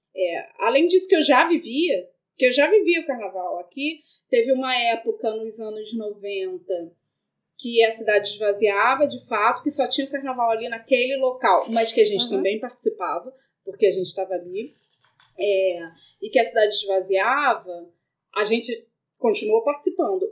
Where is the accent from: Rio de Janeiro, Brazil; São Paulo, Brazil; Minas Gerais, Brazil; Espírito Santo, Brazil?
Rio de Janeiro, Brazil; also born or lived in Lapa, Rio de Janeiro; A gente é do Morro de São Carlos, e Estácio, a primeira escola de samba do mundo